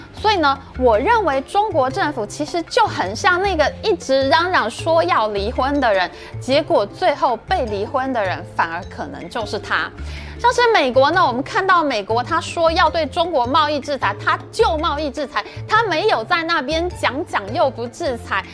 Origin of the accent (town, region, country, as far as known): Taiwan